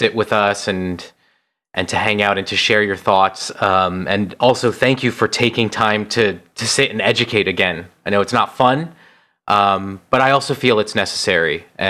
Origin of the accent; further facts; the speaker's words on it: New Jersey, United States; somebody who has a Japanese name who was born and raised in New Jersey